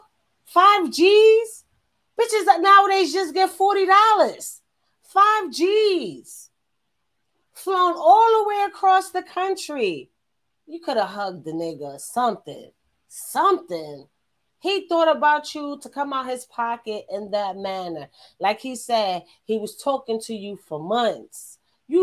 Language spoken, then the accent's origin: English; New York City, New York, United States; I'm from New York